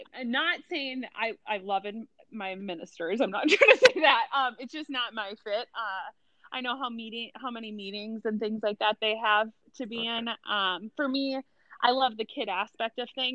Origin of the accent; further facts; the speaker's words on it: Rosemount, Minnesota, United States; moved away as an adult; also born or lived in Mankato, Minnesota; now in Quad Cities, United States; I grew up in Rosemont, which is a south suburb of the Twin Cities area